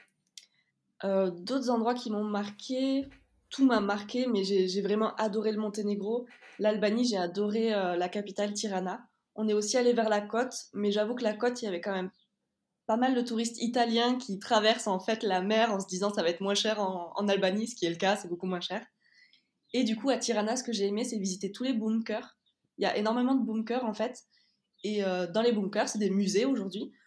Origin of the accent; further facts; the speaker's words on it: Toulouse, Occitania, France; on est de Toulouse